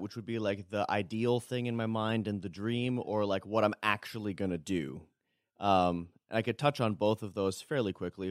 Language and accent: English; Toronto, Ontario, Canada; moved away as an adult; now in Berrien Springs, United States; born and raised in Toronto